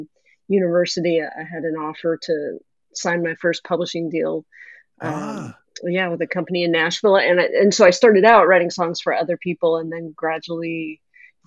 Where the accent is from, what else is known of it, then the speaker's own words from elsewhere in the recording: Canada; I am a Canadian, grew up, I'm talking to you from just outside of Vancouver, Canada.